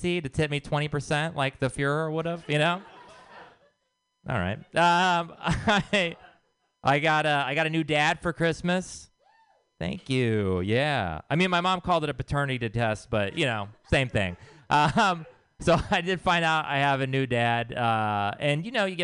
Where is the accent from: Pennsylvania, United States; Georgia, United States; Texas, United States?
Texas, United States; now in San Francisco, United States; I am from Texas